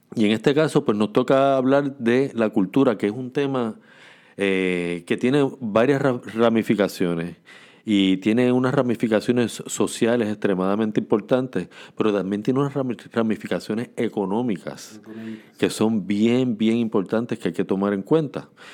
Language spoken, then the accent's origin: Spanish; Puerto Rico; nos identificamos como puertorriqueños